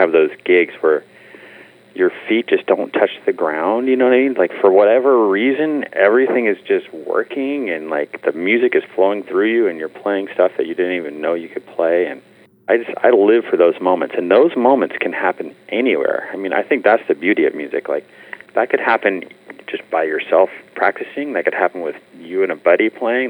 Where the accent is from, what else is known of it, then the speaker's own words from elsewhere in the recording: Bay Area, California, United States; now in Los Angeles, United States; I'm from the Bay Area, which is much more Seattle-like in its weather